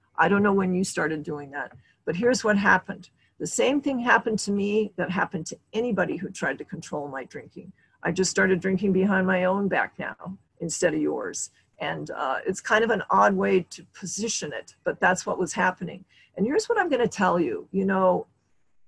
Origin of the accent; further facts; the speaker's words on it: Montana, United States; now in California, United States; I grew up in Montana